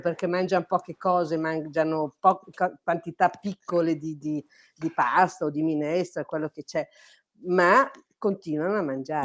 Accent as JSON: {"language": "Italian", "town": "Milan", "region": "Lombardy", "country": "Italy", "also_born_or_lived": "Courmayeur, Aosta Valley", "moved": "as an adult", "lives_now": "Aosta Valley, Italy", "said": "Io sono una milanese trapiantata da 40 anni ormai in Valle d'Aosta"}